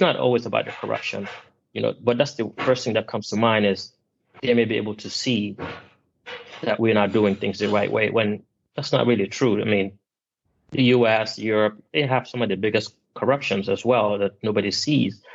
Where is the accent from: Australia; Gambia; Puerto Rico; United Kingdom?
Gambia; moved away; I'm originally from Gambia, which is in West Africa